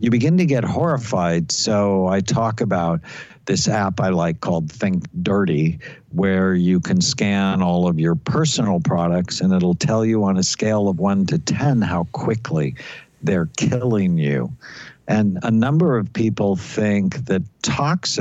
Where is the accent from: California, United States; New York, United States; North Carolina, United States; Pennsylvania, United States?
California, United States; Los Angeles; I grew up in Southern California. I grew up in the San Fernando Valley where we had smog days